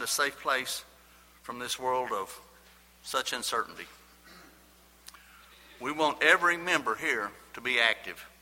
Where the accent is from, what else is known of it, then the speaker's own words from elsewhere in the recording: Lubbock, Texas, United States; I was born in Lubbock, Texas, me and …